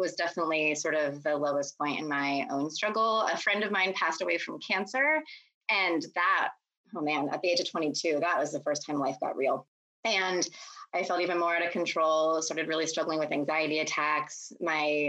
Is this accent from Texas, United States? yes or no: yes; Texas, United States; also born or lived in Pennsylvania; I moved against my will from Pennsylvania to Texas when I was 8 years old